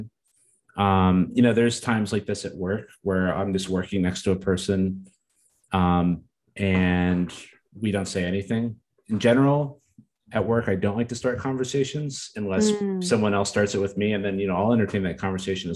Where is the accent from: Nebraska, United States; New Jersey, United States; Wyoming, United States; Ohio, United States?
New Jersey, United States; I grew up in Jersey.